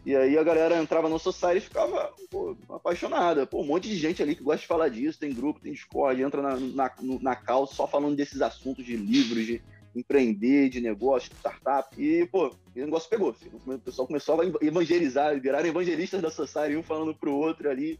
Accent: Rio de Janeiro, Brazil; eu sou do Rio de Janeiro

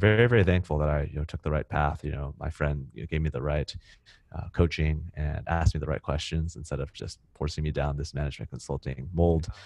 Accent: Silicon Valley, California, United States; moved away as an adult; now in Singapore; where I grew up, you know, in Silicon Valley

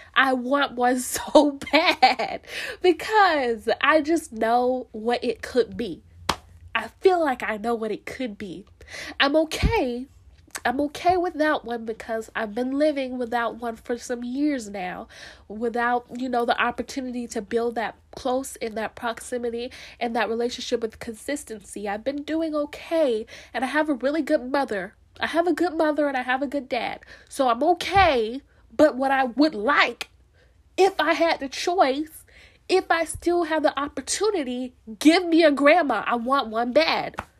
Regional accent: Florida, United States; I'm from Florida, we're not that southern, but at the same time, we southern enough

